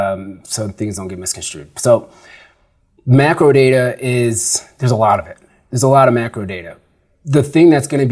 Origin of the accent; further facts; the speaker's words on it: Sugar Grove, Illinois, United States; moved away as an adult; also born or lived in Chicago / Arizona; now in Denver, United States; I grew up in Sugar Grove, Illinois, and I grew up with farmers